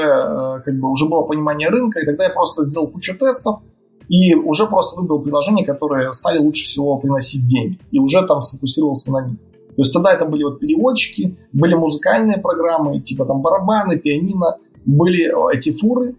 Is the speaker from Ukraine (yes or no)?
no; Novopolotsk, Vitebsk Region, Belarus; moved away as an adult; now in Minsk, Belarus; это мой родной город